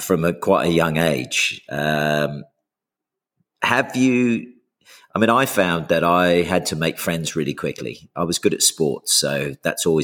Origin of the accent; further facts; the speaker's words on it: Houston, Texas, United States; first language English; also born or lived in England; I was the English kids who grew up in Houston, Texas. So I went there in the early 80s